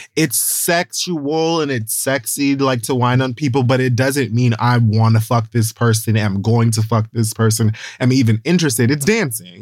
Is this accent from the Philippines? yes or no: no; Jamaica; I'm also Jamaican